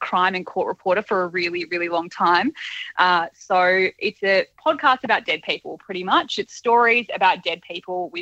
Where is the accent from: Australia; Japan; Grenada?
Australia; as an Australian